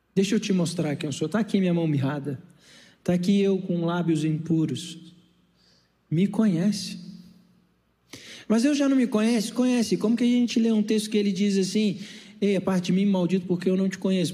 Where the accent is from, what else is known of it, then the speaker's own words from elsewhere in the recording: Brasília, Federal District, Brazil; also born or lived in Rio de Janeiro; Eu saí do Rio de Janeiro e voltei para Brasília para fazer psicologia no IESB e cuidar da minha mãe